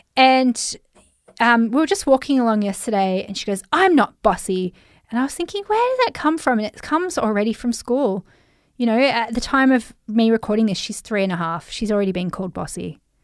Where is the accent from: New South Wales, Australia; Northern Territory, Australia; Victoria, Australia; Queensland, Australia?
New South Wales, Australia; Central Coast of; accent: Australian; also born or lived in Sydney; I'm Australian, if you haven't heard my accent, mate. I'm Aussie, mate. Uh, but I grew up in Sydney, for starters. I went to D Y primary school. And then I moved to the Central Coast of New South Wales.